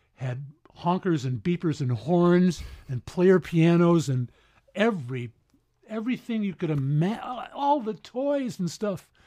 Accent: Syracuse, New York, United States; moved away; Syracuse, New York

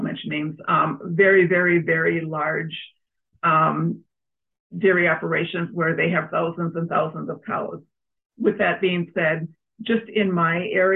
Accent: Mayer, Minnesota, United States; now in Cologne, United States; I grew up in Mayer, so I've been a Carver County resident almost all my whole life

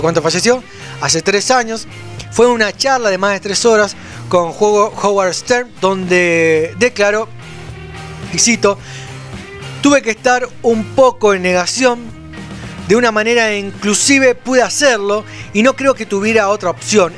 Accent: Florencio Varela, Buenos Aires Province, Argentina; Nosotros somos de Florencia Varela

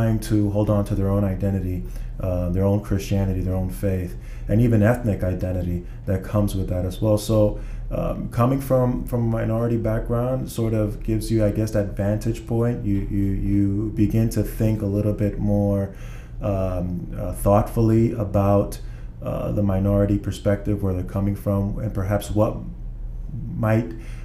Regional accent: United States; as a minority growing up in the United States

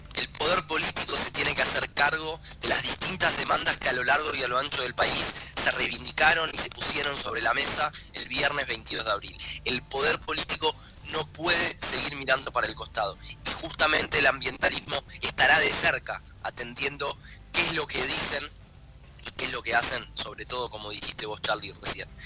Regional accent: Argentina; nuestro país

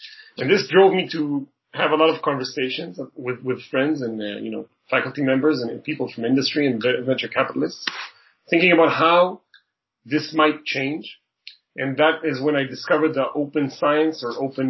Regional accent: Israel; moved away as an adult; now in Toronto, Canada; I was born and raised in Israel

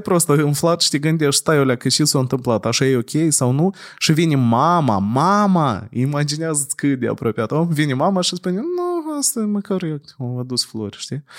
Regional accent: Chișinău, Moldova; noi întotdeauna crescând în Chișinău

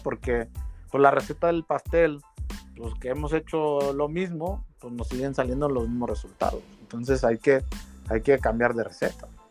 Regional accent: Mexico; esos somos los mexicanos

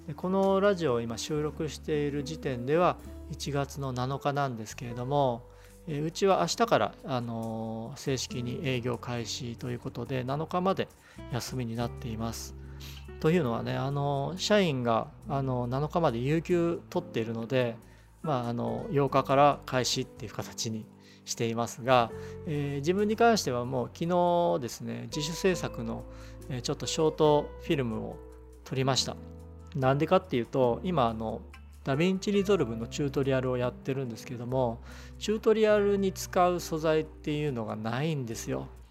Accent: Ikejiri, Tokyo, Japan; うちの地元でいうと池尻

